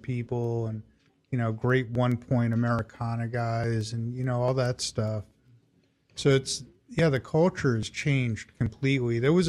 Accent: New York City, New York, United States; born or raised there

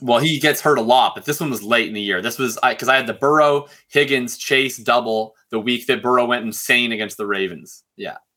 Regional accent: Canada; I'm Canadian

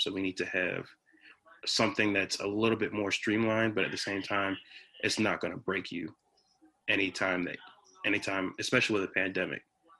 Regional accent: Fredericksburg, Virginia, United States; I was born in the Fredericksburg area

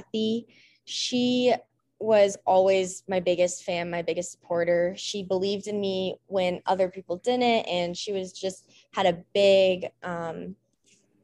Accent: Lone Tree, Colorado, United States; growing up in Colorado

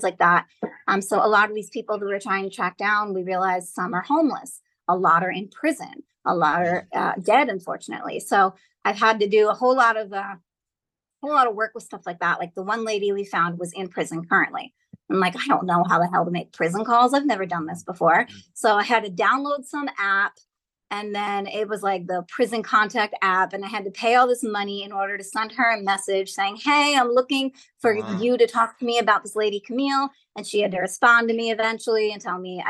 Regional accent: New Jersey, United States; I'm from New Jersey. I'm a Jewish girl. When you're a Jewish Jersey girl

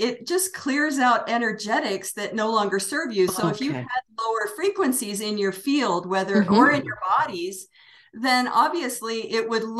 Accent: Washington, D.C. / Northern Virginia, United States; moved away as an adult; now in New Mexico, United States; I was born in Washington, D.C., the District of Columbia. Yeah. So I'm from the East Coast originally, good. Northern Virginia.

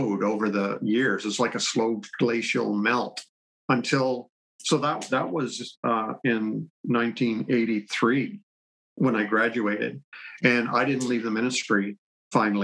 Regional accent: Canada; I'm Canadian, by the way. I'm in Canada

